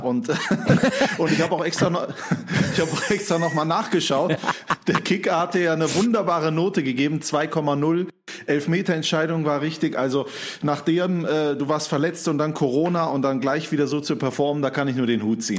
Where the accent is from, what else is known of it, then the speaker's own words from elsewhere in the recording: Mönchengladbach, North Rhine-Westphalia, Germany; bei mir in Mönchengladbach, wo ich aufgewachsen bin